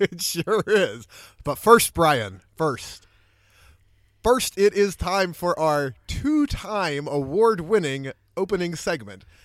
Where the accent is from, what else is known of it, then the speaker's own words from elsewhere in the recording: Pittsburgh, Pennsylvania, United States; I grew up in Pittsburgh